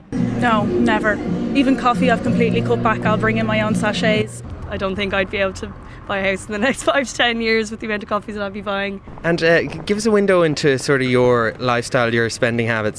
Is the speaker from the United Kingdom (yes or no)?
yes; just outside Glasgow, Scotland, United Kingdom; now in London, United Kingdom; I grew up just outside Glasgow, and a house in the little town that I grew up in would cost you less than a deposit would in London.